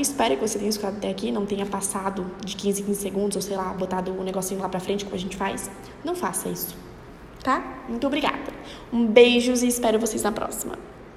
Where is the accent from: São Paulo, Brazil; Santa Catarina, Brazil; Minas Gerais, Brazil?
Santa Catarina, Brazil; Florianópolis; Eu sou daqui de Florianópolis, Santa Catarina